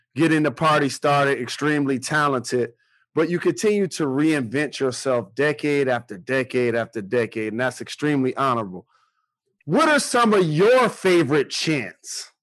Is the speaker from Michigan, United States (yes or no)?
yes; Detroit, Michigan, United States; I'm from Detroit